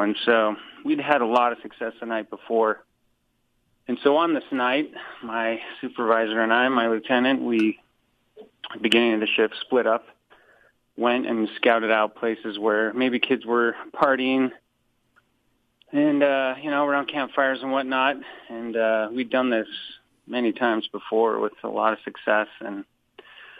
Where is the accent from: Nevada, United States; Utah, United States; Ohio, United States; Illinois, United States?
Utah, United States; Wasatch Front; I grew up on the Wasatch Front there, you know, in Utah County